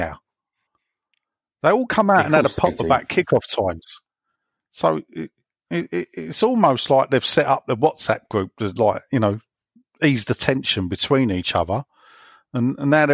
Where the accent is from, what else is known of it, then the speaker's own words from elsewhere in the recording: London, United Kingdom; moved away; we grew up in Plaistow. We lived most of our lives there